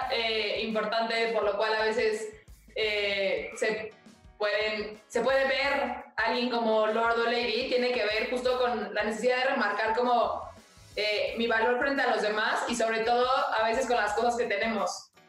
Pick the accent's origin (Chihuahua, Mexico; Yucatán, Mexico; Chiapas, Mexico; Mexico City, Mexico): Mexico City, Mexico; yo siempre he sido del sur.